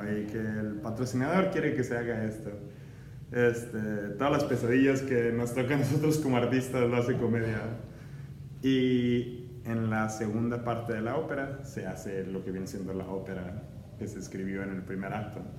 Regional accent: Ciudad Juárez, Chihuahua, Mexico; moved away; also born or lived in El Paso, Texas / Cincinnati; nací en El Paso, Texas y me crié en Juárez, México

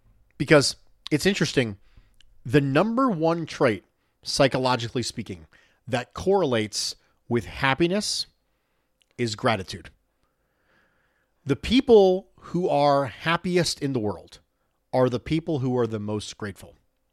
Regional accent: Philadelphia, Pennsylvania, United States; born there; I was born in West Philadelphia, and I'm the Fresh Prince of Bills Mafia. My family were all Eagles fans.

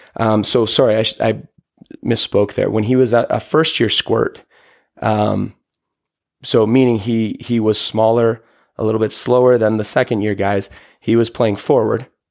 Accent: Toronto, Ontario, Canada; as a kid growing up in Toronto

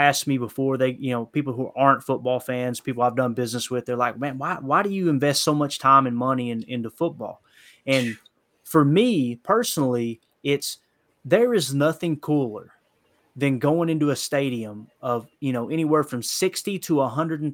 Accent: Kentucky, United States; now in Tennessee, United States; growing up in Kentucky, living in Tennessee

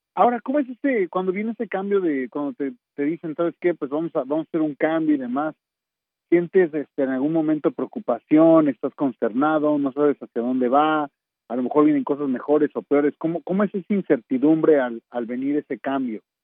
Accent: Torreón, Coahuila, Mexico; moved away; also born or lived in Mexico City; yo soy originario de Terrón, Coahuila

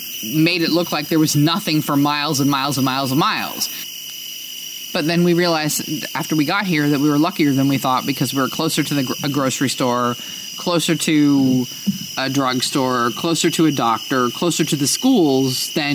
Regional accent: New Jersey, United States; Well, I grew up in New Jersey, and yeah.

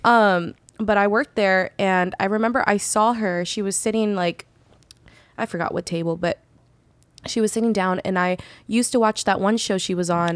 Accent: Bay Area, California, United States; moved away as an adult; now in Los Angeles, United States; growing up in the Bay Area, I was always hella accepted by everybody

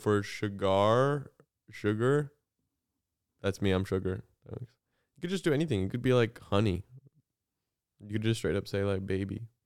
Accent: Southern Illinois, United States; I grew up in Southern Illinois

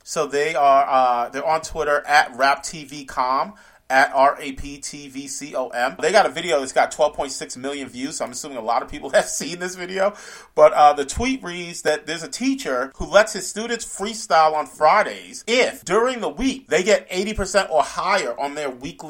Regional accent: New York, United States; growing up in New York

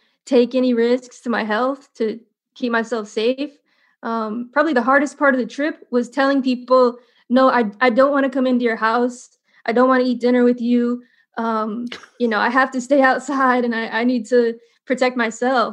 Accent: Indiana, United States; moved away; also born or lived in California; I grew up in Indiana

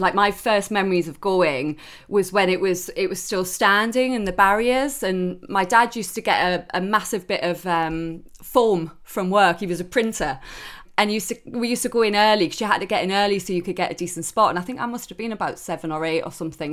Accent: Newcastle upon Tyne, North East England, United Kingdom; moved away; I'm Geordie through and through. I, I don't live I up there anymore, but my whole family are there. I'm up there as as much as I can, and and I'm very very proud to to be from Newcastle.

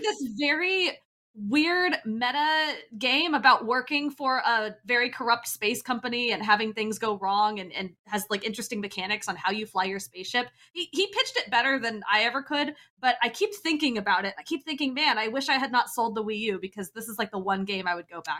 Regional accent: Kansas, United States; now in Bay Area, United States; I'm from Kansas

